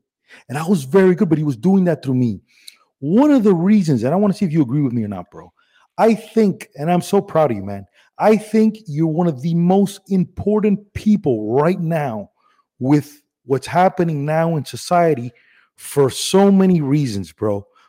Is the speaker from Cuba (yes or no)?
yes; Cuba; born there; I was born in Cuba, and my dad, it was just very popular in the 80s.